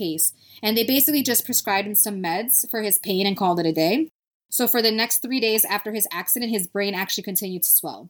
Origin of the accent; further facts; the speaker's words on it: New York City, New York, United States; first language Spanish; English is a second language; I'm from Brooklyn and Brooklynites have Brooklyn accents